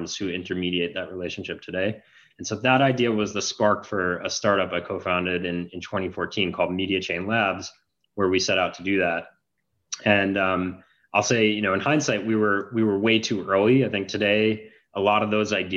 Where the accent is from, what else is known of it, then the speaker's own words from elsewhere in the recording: Long Island, New York, United States; moved away as an adult; also born or lived in Canada; I grew up in New York, went to high school on Long Island, went to college in Canada